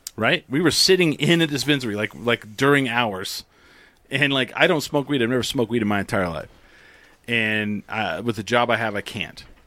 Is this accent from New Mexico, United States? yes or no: yes; Clovis, New Mexico, United States; I grew up in Clovis